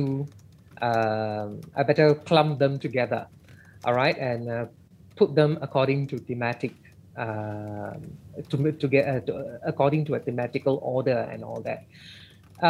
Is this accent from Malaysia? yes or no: yes; Malaysia; being in Malaysia and being Malaysian, we cannot escape from first and second language transitions